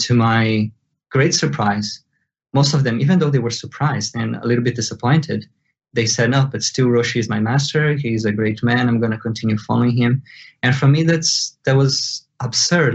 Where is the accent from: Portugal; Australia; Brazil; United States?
Brazil; born or raised there; first language Portuguese; English is a second language